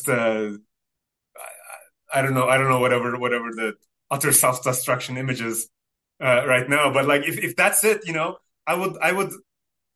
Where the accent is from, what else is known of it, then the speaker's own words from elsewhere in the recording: Turkey; first language Turkish; English is a second language; it's not Turkish, that's my mother tongue